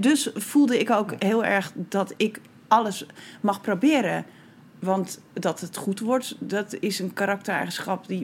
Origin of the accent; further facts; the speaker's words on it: Bedum, Groningen, Netherlands; now in Rotterdam, Netherlands; ik kom uit Groningen. Ja. Ook niet eens uit de stad trouwens, uit de, uit de provincie